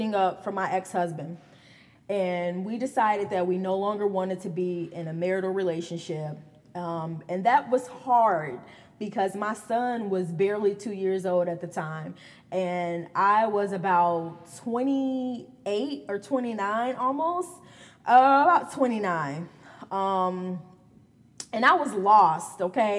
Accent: Gary, Indiana, United States; I am from Gary, Indiana, born and raised.

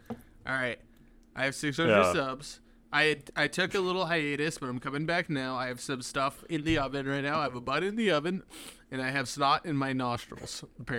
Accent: Michigan, United States; You didn't even like... hint at all that I was from Michigan.

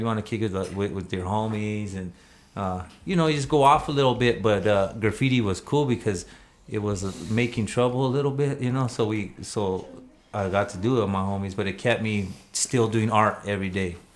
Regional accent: Albuquerque, New Mexico, United States; I grew up in the South Valley, um, but I've lived all over Albuquerque uh, my whole life.

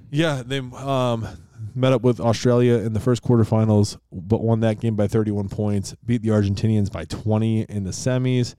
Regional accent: Rochester, New York, United States; the Rochester Jeffersons from my hometown of Rochester, New York

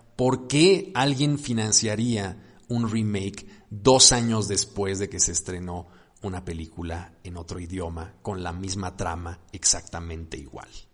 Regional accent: Mexico; los mexicanos

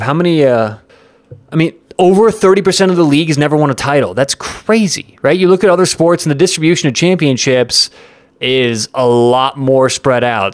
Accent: Denver, Colorado, United States; I'm from Denver

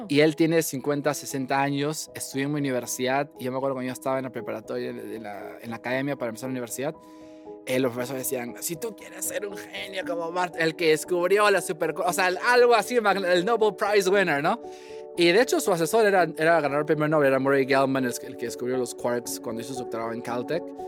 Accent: Lima, Peru; moved away as an adult; also born or lived in Washington, D.C., United States; now in Cambridge, United States; yo nací en, Lima, Perú, en el 90

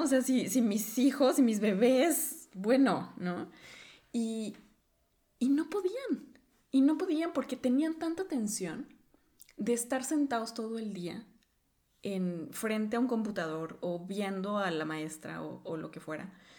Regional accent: Mexico; moved away as an adult; now in Norway; cuando hablo de, mi cultura o, del país de donde vengo, es, bienvenido porque lo asocian justamente con, una cultura muy rica en danza, en baile, y, que todavía lo sorprende cuando empezamos a hablar del folclore que tenemos en México

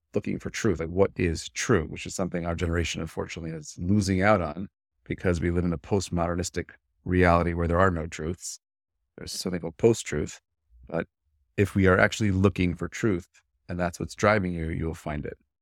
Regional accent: New York City, New York, United States; I was born and raised in Brooklyn, New York.

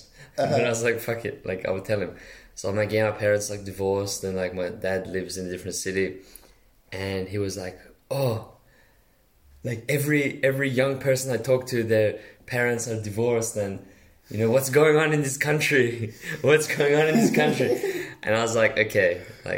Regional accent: Iran; where are you from? I'm like, Iran

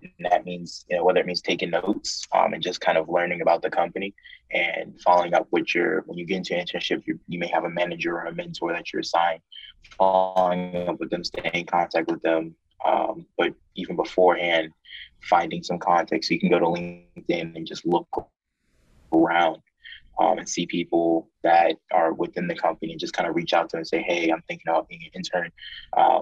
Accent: Texas, United States; also born or lived in Virginia; I'm back in my home state of Texas

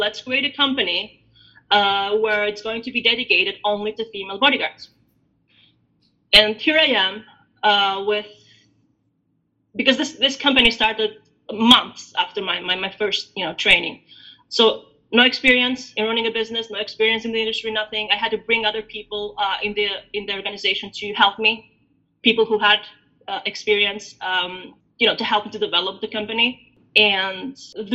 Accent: Albania; also born or lived in Greece; now in United States; I was born in Albania, so I'm Albanian. Now I live in the States

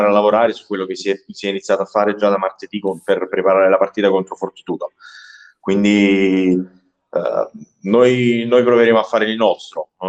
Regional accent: Capua, Campania, Italy; io in verità sono di Capua, che è in provincia di Caserta

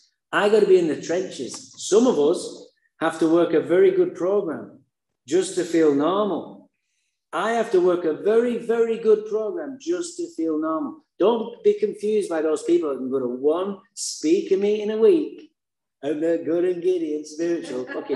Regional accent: Santa Barbara, California, United States; I said, I'm from Santa Barbara.

